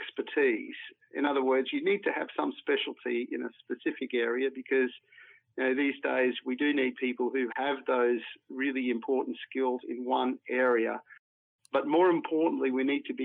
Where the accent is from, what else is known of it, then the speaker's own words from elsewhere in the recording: Mareeba, Queensland, Australia; I grew up in far north Queensland and in particular in a place like Mareeba.